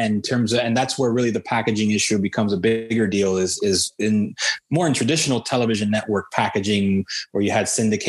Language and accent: English; Hialeah, Florida, United States; My hometown within the state of Florida. Hialeah, Florida